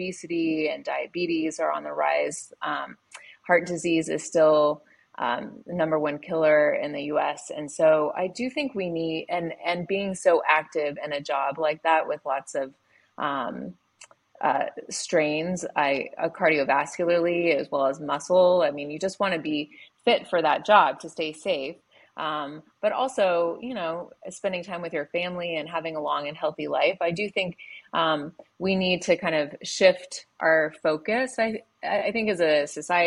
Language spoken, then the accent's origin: English; Denver, Colorado, United States; moved away as an adult; also born or lived in Virginia / Sydney, Australia / Montana; now in Eagle, Idaho, United States; I'm from, I grew up in Denver, Colorado